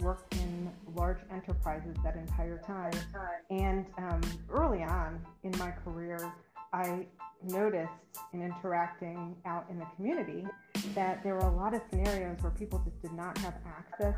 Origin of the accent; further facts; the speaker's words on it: Indianapolis, Indiana, United States; also born or lived in Bloomington, Indiana; I'm from Indianapolis, so I've lived here almost my whole life